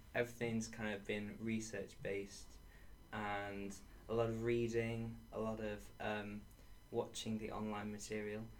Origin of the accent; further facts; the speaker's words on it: Sheffield, Yorkshire and the Humber, United Kingdom; moved away as an adult; also born or lived in Edge Hill; I'm from Sheffield